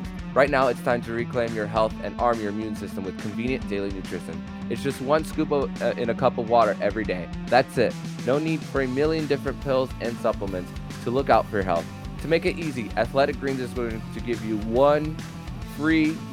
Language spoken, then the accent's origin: English; Kendall, Florida, United States; growing up in South Florida, West Kendall native here